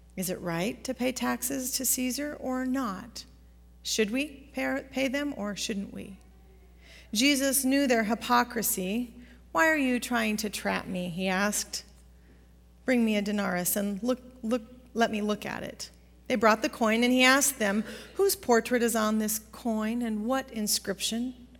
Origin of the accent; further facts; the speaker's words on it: Pacific Northwest, United States; growing up in the Pacific Northwest